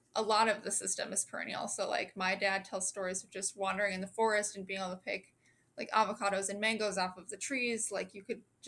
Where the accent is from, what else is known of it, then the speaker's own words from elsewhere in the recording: Kansas, United States; I grew up here in Kansas, so I was surrounded by a very different type of farming throughout my childhood